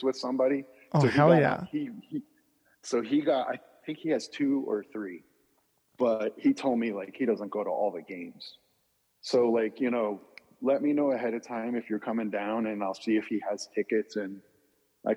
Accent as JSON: {"language": "English", "region": "New Jersey", "country": "United States", "tie": "born or raised there", "said": "I grew up in New Jersey"}